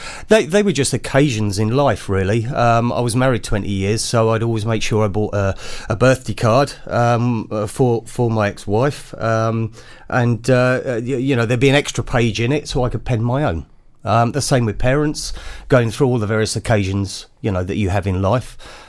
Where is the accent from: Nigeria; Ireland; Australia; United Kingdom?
United Kingdom; Wales; also born or lived in London; born and bred in Wales, but spent many years in London as a music journalist, so the accent's gone.